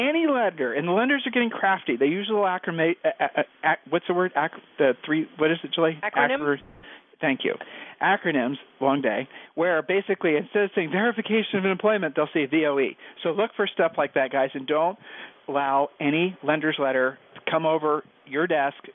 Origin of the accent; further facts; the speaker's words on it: Ohio, United States; We're from Ohio